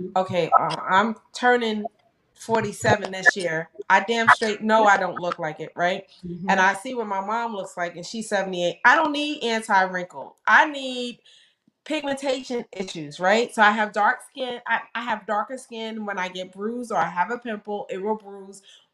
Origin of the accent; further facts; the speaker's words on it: New York, United States; moved away as an adult; now in Delaware, United States; I'm from New York. You know, we would go to like Macy's, Nordstrom's or whatever